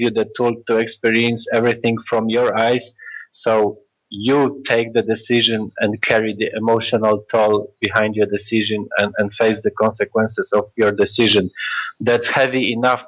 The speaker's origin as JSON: {"language": "English", "town": "Warsaw", "region": "Masovian Voivodeship", "country": "Poland", "said": "we are from Warsaw, Poland"}